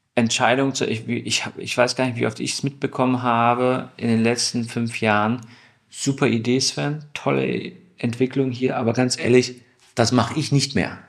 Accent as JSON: {"language": "German", "town": "Stuttgart", "region": "Baden-Württemberg", "country": "Germany", "said": "Ich komme aus Stuttgart"}